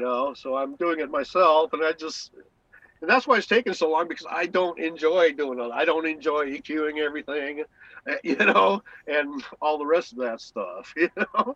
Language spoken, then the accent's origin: English; San Diego, California, United States; moved away; also born or lived in Los Angeles, United States; I was born in La Jolla